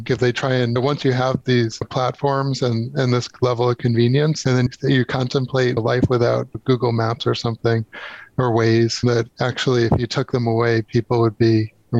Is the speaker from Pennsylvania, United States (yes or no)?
no; New York, United States; moved away; New York. I'm originally a New Yorker.